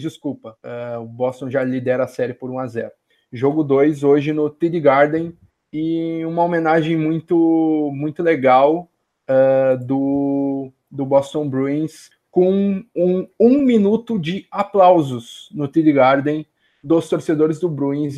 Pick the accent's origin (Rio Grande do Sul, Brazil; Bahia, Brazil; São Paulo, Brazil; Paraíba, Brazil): Rio Grande do Sul, Brazil; Porto Alegre; eu que sou de Porto Alegre